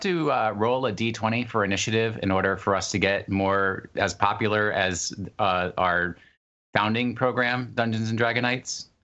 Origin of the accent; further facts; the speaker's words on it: Port Chester, New York, United States; my hometown in, in New York, they always advertise that, that their name used to be Sawpit